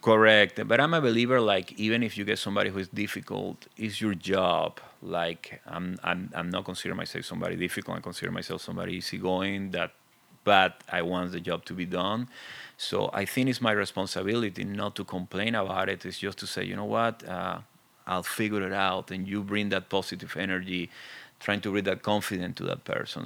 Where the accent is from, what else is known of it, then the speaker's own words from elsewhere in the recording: Venezuela; accent: very thick; English is a second language; moved away; I'm original from Venezuela, as you can see. I have a very thick accent